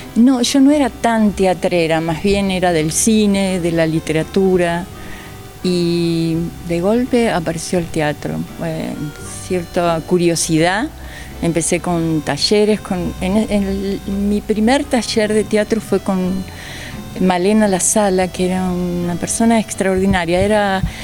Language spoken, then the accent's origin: Spanish; Villa Ballester, Buenos Aires Province, Argentina; desde tendría tres años. Ah, toda la vida. Toda la vida, toda la vida. Todo acá transcurrió. O sea, sí, muy, muy chiquitita, escuela acá, eh, primaria, secundaria